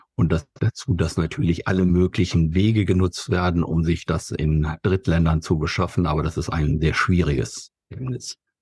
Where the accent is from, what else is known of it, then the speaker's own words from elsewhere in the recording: Germany; wir gerade als Deutsche